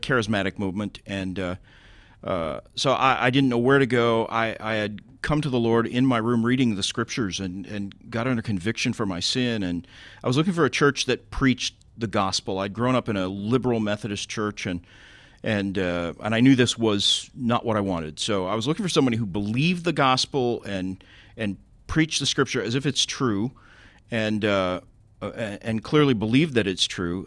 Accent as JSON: {"language": "English", "town": "Tulsa", "region": "Oklahoma", "country": "United States", "tie": "born or raised there", "moved": "yes", "said": "my hometown, Tulsa"}